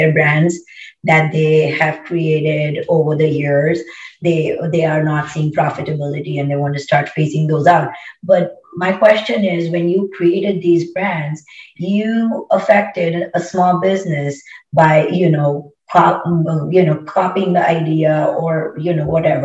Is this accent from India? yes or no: yes; India; moved away as an adult; now in Charlotte, United States; I grew up in India, and then I came to the US for education and everything